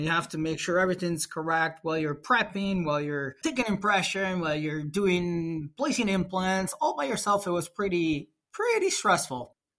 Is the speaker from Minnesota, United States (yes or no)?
no; New York, United States; born there; also born or lived in Italy; now in Rochester, United States; Then I moved to US in 2012. In July 2012, I decided to move to US because I was born in New York.